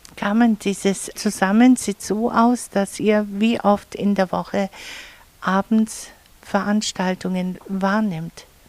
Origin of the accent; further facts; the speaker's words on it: Allgäu, Bavaria, Germany; bei uns im Allgäu